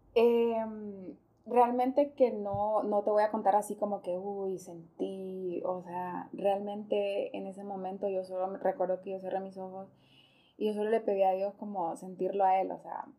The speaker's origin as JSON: {"language": "Spanish", "region": "Choluteca", "country": "Honduras", "said": "yo soy de Choluteca, ah, entonces eh, vivo, o sea, ahí donde yo vivo bien caliente"}